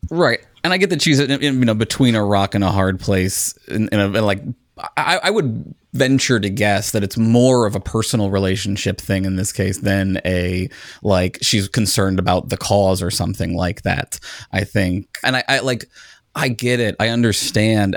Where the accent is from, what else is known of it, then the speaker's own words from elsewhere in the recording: United States; as an American